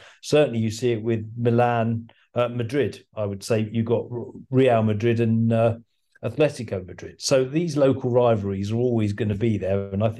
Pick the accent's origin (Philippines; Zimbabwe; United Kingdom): United Kingdom; England; now in Scotland; No, England. But as an Englishman in Scotland, it becomes really quite an interesting dynamic.